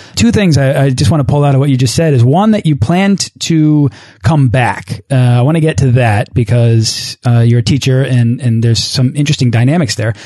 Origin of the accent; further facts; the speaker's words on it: Boston, Massachusetts, United States; my hometown of Boston